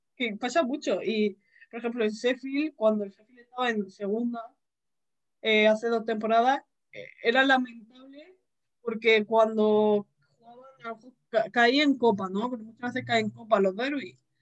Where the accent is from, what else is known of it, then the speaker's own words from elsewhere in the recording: Region of Murcia, Spain; yo soy de, de Murcia